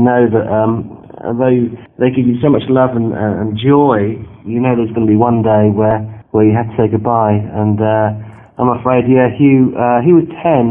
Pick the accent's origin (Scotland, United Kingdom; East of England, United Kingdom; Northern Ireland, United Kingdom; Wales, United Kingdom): East of England, United Kingdom; Bedfordshire; I come from Bedfordshire in England.